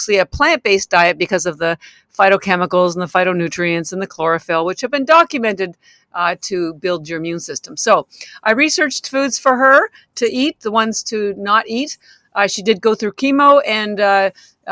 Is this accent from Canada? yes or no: yes; Canada; moved away as an adult; now in Boston, United States; I'm actually Canadian. I've lived in Boston 33 years